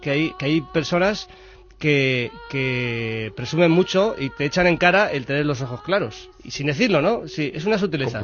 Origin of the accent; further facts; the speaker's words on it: Madrid, Community of Madrid, Spain; soy de Carabanchel